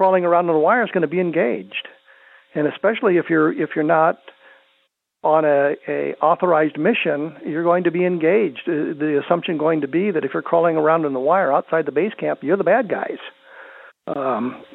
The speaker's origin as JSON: {"language": "English", "region": "Colorado", "country": "United States", "tie": "born or raised there", "said": "since I was a teenager growing up in Colorado"}